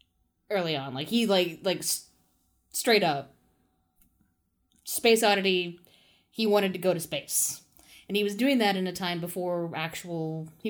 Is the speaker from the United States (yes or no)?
no; United Kingdom; I'm British.